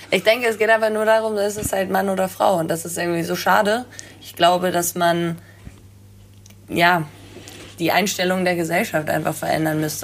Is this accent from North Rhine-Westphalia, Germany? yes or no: no; Bad Segeberg, Schleswig-Holstein, Germany; ich komme aus Bad Segeberg.